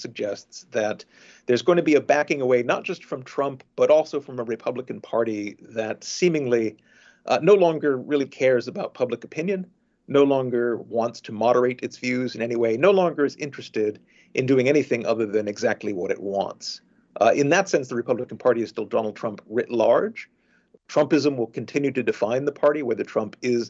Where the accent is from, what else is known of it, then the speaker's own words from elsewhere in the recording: Florida, United States; I am from Florida